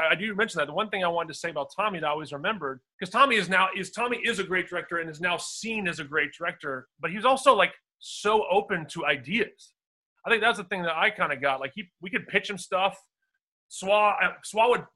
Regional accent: Virginia, United States; now in Los Angeles, United States; I'm from Virginia

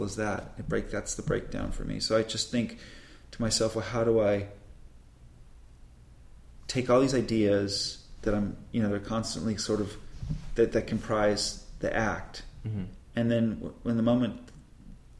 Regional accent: Burbank, California, United States; when I was a kid growing up in Burbank

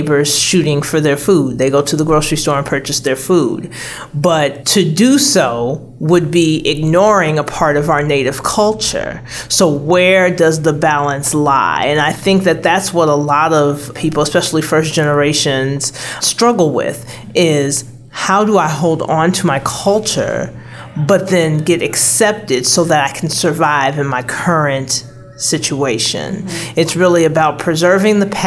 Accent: Chicago, Illinois, United States; moved away; I'm originally from Chicago, so I come from a predominantly black neighborhood, but having lived in a predominantly white state for over 2 decades

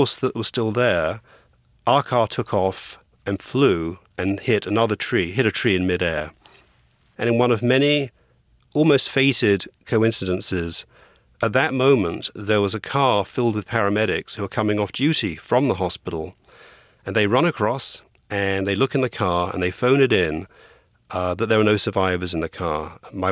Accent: England, United Kingdom; moved away as an adult; also born or lived in Los Angeles; now in United States; I came to America, from England, for my accent, with a law degree from Cambridge University in England

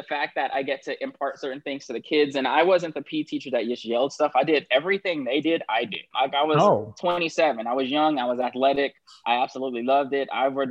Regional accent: Los Angeles, California, United States; I grew up in South

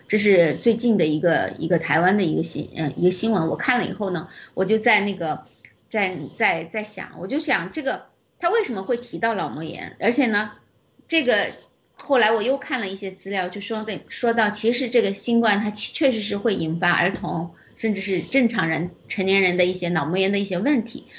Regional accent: China; 我们中国人民

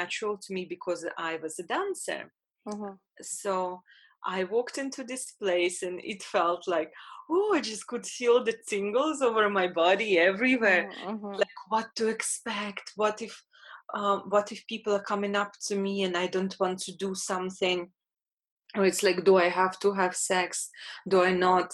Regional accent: Latvia; I'm Russian, born in Latvia.

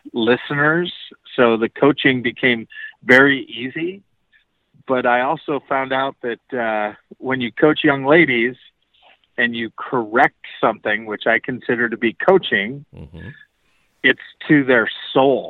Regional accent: Bay Area, California, United States; now in Montana, United States; I'm originally from the Bay Area in California

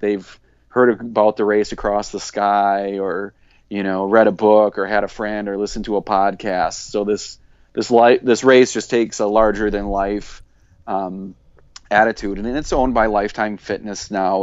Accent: South Central Wisconsin, United States; I grew up in South Central Wisconsin

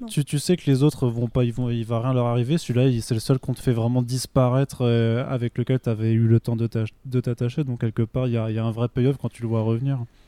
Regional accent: Vendenheim, Grand Est, France; now in Paris, France; je viens d'un petit village d'Alsace

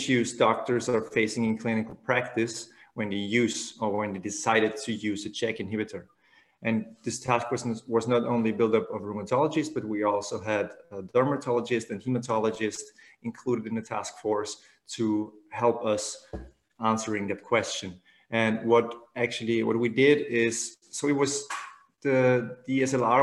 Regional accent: Vienna, Austria; I am from Vienna and we're working at the Medical University of Vienna

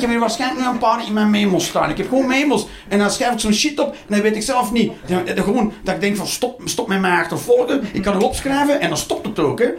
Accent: Flanders, Belgium

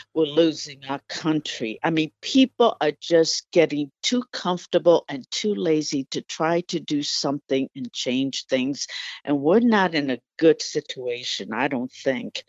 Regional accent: Puerto Rico; English is a second language; also born or lived in New York, United States / Washington, D.C., United States; now in Anchorage, United States; although I grew up in New York and Puerto Rico, um, I actually started school in Puerto Rico, and English is my, was my second language

